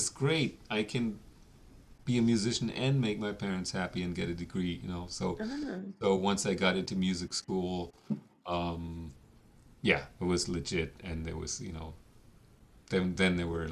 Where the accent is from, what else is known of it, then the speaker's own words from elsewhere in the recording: Germany; moved away as an adult; now in New York, United States; I grew up in Germany